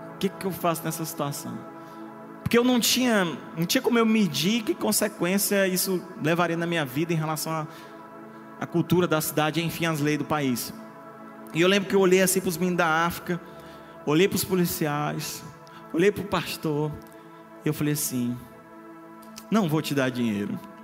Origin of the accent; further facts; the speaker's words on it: Imperatriz, Maranhão, Brazil; moved away as an adult; also born or lived in Mozambique; saí de Imperatriz do Maranhão